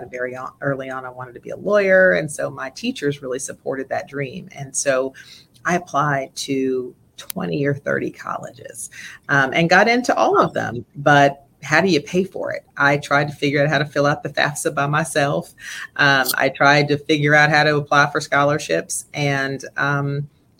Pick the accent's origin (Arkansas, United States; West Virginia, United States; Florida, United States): West Virginia, United States; Southern; also born or lived in Massachusetts; growing up in Southern West Virginia was certainly a unique experience. My father relocated our family from Massachusetts to West Virginia because of the coal mines.